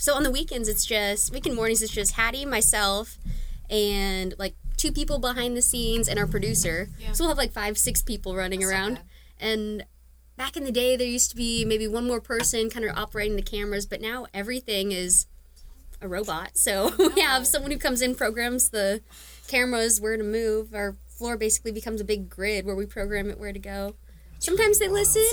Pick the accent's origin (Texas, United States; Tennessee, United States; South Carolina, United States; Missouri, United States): Missouri, United States; Liberty; moved away as an adult; also born or lived in Southern Oregon; now in Ohio, United States; I grew up in Kansas City